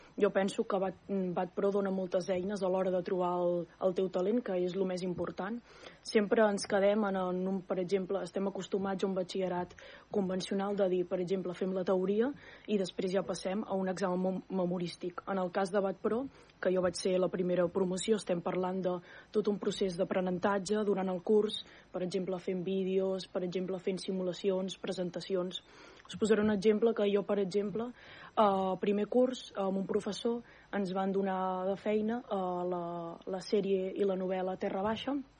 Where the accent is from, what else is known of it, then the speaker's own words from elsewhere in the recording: Súria, Catalonia, Spain; jo sóc de Súria